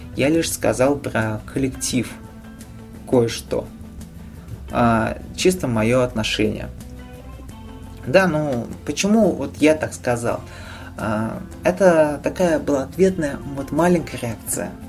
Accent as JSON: {"language": "Russian", "town": "Nizhny Novgorod", "region": "Nizhny Novgorod Oblast", "country": "Russia", "tie": "born or raised there", "said": "в моем родном городе"}